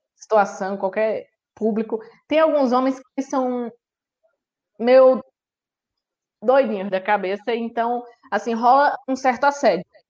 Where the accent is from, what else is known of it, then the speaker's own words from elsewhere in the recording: Northeast Region, Brazil; eu sou nordestino, sangue é, ferve